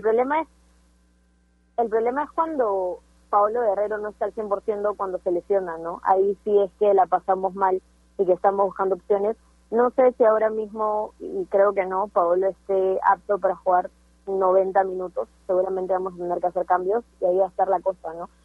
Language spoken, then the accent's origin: Spanish; Peru